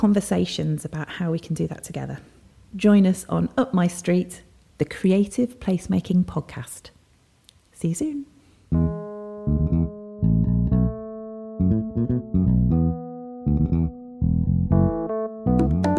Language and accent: English; Burton-upon-Trent, West Midlands, United Kingdom; my hometown of Burton-upon-Trent